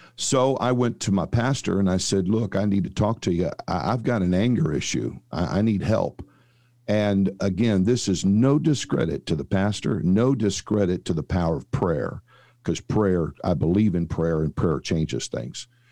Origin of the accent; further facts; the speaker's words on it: St. Louis, Missouri, United States; now in Dallas, United States; I was actually born and raised in Saint Louis